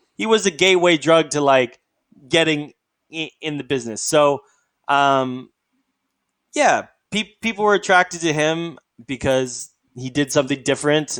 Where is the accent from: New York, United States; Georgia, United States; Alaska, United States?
Alaska, United States; I'm from Alaska. It's sort of a different culture.